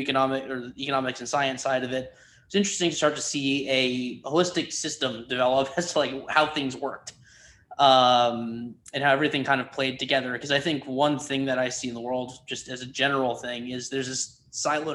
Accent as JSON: {"language": "English", "region": "Connecticut", "country": "United States", "tie": "born or raised there", "also_born_or_lived": "Chicago, Illinois", "said": "I grew up mostly in Connecticut, moved there from Chicago when I was 3 years old"}